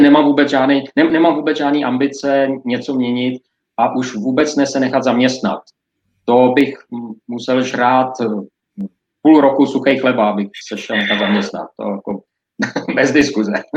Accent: Czechia

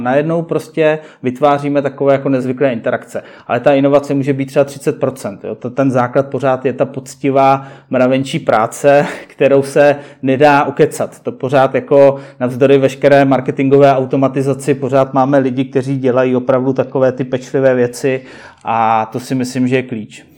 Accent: Prague, Czechia; jsem rodilý Pražák

